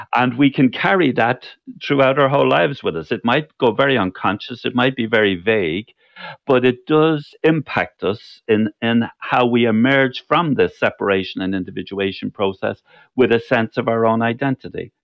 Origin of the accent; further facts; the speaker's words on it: Cork, Munster, Ireland; there were two other people from Cork